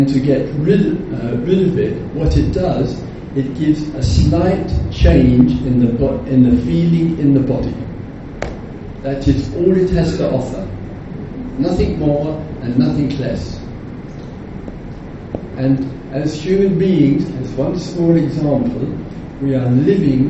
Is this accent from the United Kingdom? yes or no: yes; England, United Kingdom; I am English